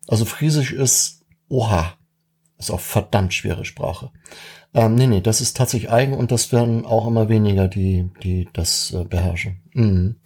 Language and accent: German; Schleswig-Holstein, Germany; als Holsteiner